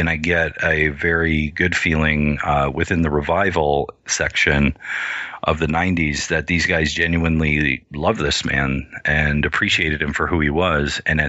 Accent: United States; as a small Indian kid growing up in America

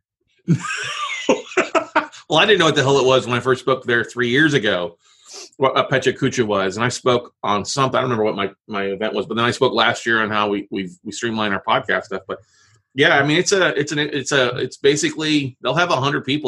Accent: Corpus Christi, Texas, United States; now in Austin, United States; I grew up in Corpus Christi yep. on the ocean, Gulf of Mexico

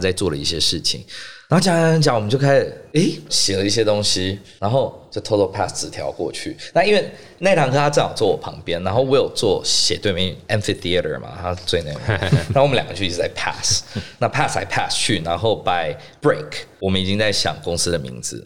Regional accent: Singapore; moved away as an adult; also born or lived in Shanghai; now in Taiwan; 那我是在新加坡出生长大的台湾人

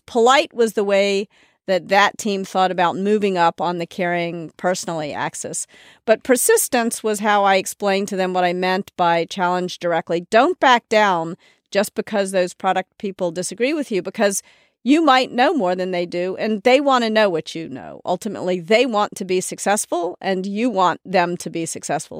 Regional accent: Memphis, Tennessee, United States; moved away; also born or lived in New York; I was raised in the South

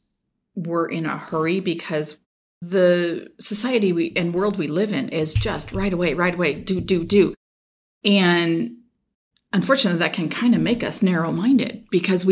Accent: Sacramento, California, United States; also born or lived in Rocklin, California; I grew up right here in the Sacramento area

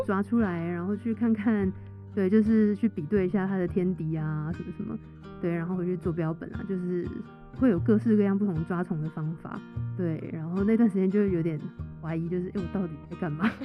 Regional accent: Taiwan; 因为我是台湾人

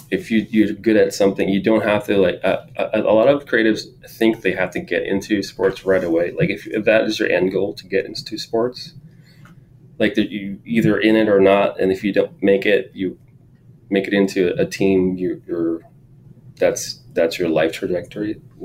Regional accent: San Jose, California, United States; And then, yeah, also growing up in East San Jose, like, my parents didn't have a lot of money, lower income.

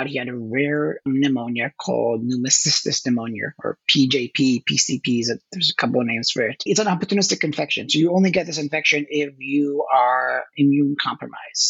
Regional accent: Israel; moved away as an adult; now in New York, United States; I was born in New York, but raised and grew up in Israel. So that's where I lived most of my formative years. Then after my military service, I moved back to the States. So I've been in New York since 2001.

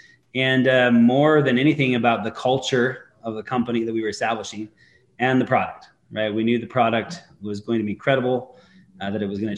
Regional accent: Eastern Idaho, United States; I grew up in Eastern Idaho

